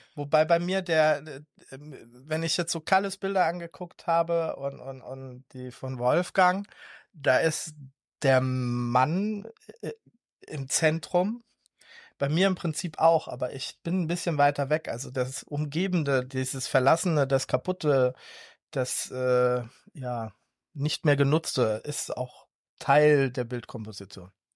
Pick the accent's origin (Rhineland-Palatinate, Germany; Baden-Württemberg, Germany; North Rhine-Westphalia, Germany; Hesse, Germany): Rhineland-Palatinate, Germany; Ludwigshafen; Ich bin aufgewachsen in der Pfalz